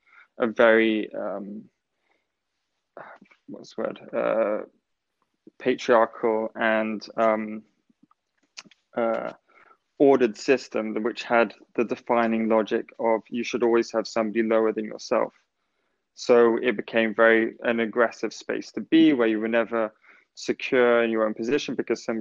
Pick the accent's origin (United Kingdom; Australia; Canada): United Kingdom; England; being an English person